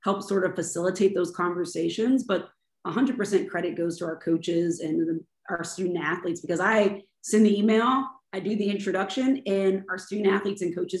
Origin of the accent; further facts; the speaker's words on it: Baltimore, Maryland, United States; moved away as an adult; now in Jacksonville, United States; my home in Baltimore